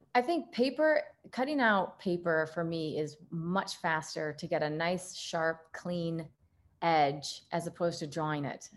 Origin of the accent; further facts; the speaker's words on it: Midwest, United States; being a Midwesterner here